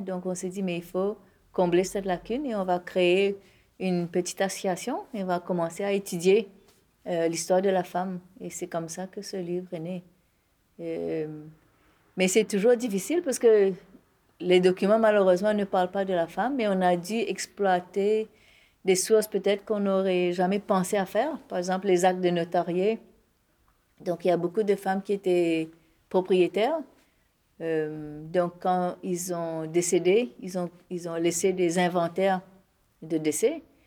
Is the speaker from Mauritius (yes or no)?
yes; Mauritius; moi en tant que Mauricienne, en tant qu'hindou, en tant qu'indo-mauricien